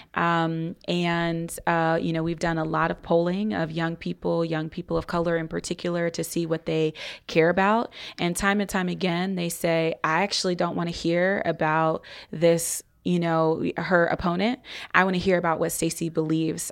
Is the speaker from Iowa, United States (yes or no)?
no; Columbus, Ohio, United States; I'm originally from Columbus, Ohio